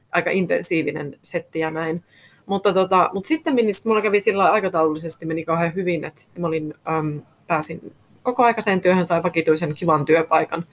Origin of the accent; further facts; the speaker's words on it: Rovaniemi, Lapland, Finland; also born or lived in London, United Kingdom / Helsinki, Finland; now in Äkäslompolo, Finland; minä olen alun perin Rovaniemeltä kotoisin, eli lappilainen.